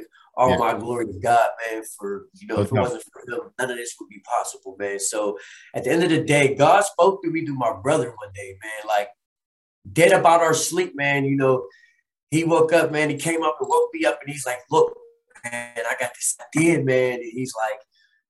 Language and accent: English; Chicago, Illinois, United States; moved away; also born or lived in Pittsburgh, Pennsylvania; I was born in Pittsburgh, you know, and was raised in Chicago as a kid, as an adolescent